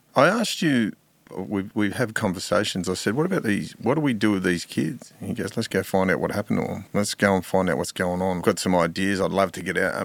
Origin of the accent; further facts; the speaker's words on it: Sydney, New South Wales, Australia; growing up in Mount Druitt, uh, my friends were, uh, a lot of my friends were Aboriginal.